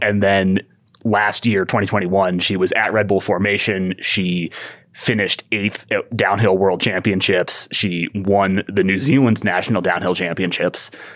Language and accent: English; Ithaca, New York, United States; moved away as an adult; also born or lived in Southern California; grew up in Ithaca, New York, and started mountain biking there when I was ten or eleven